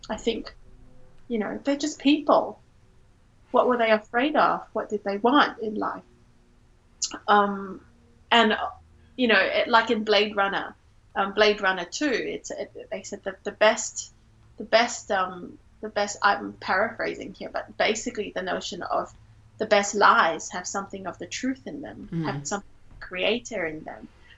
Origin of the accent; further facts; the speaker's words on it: Singapore; now in Australia; growing up in Singapore, I was part of the dominant cultural group of Singaporean Chinese people.